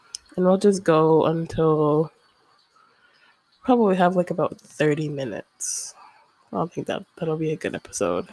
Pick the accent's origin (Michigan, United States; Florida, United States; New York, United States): Florida, United States; Ocala; also born or lived in Gainesville, Florida; I guess I'm quote unquote from Gainesville, but I was raised, I'm from Ocala